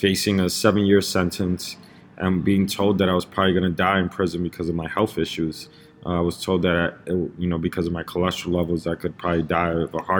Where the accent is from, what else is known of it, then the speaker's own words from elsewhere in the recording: New York City, New York, United States; I grew up in Lower East Side in the 80s, 90s, when it was a very, very heavily drug-infested neighborhood